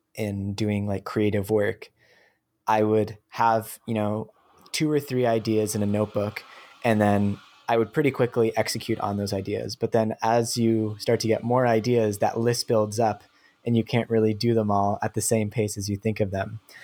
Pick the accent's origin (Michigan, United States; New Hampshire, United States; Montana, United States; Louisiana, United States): New Hampshire, United States; I, I grew up in New Hampshire in the U S